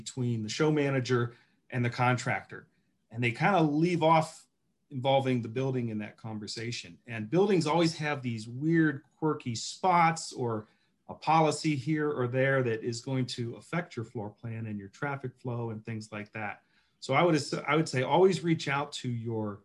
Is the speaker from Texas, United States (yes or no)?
no; Cleveland, Ohio, United States; moved away as an adult; also born or lived in Toledo / California; home to Cleveland, which is my hometown